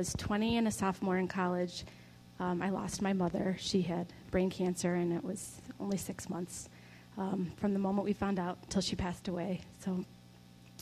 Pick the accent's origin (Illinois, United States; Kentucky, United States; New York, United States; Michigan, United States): Michigan, United States; Livonia; I grew up in Livonia, Michigan